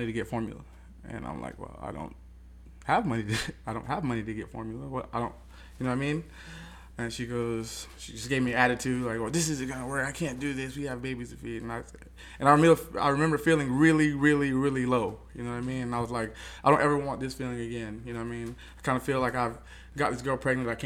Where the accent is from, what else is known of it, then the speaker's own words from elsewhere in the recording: Bunnell, Florida, United States; growing up in Bunnell